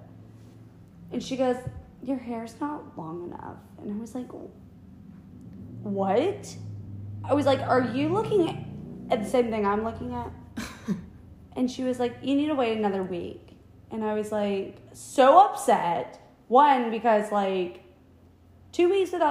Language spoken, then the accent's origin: English; South Carolina, United States; We're from South Carolina